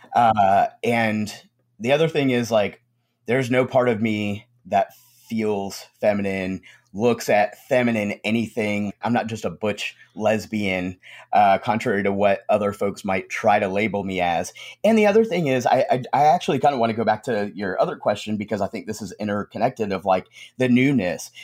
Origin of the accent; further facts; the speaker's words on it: Conway, South Carolina, United States; also born or lived in New York; I grew up in the South, um, grew up in Conway, South Carolina